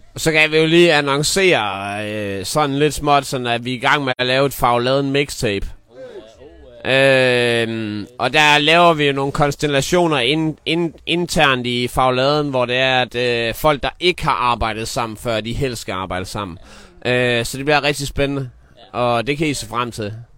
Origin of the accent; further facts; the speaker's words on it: Jutland, Denmark; jeg er jyde